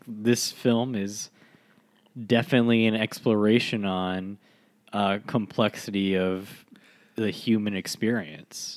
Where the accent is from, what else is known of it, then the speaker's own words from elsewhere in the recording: United States; as an American